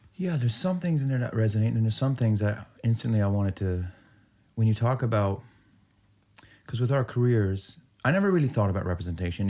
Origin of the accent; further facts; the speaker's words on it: Peterborough, Ontario, Canada; I'm growing up in Peterborough, Ontario, which, real hick, small town, Iranian